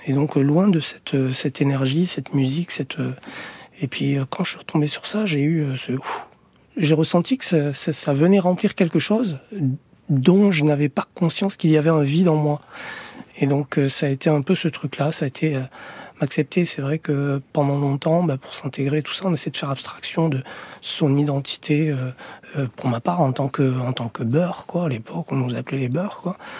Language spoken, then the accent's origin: French; France; moved away; also born or lived in Ménilmontant, Paris / Valencia, Spain; Moi, je suis né en France. Euh, je me sens français.